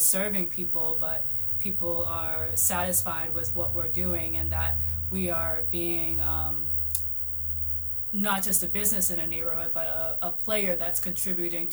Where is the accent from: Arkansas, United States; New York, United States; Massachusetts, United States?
Massachusetts, United States; Boston; Roxbury, Dorchester, Mattapan. Moved around Boston my entire life.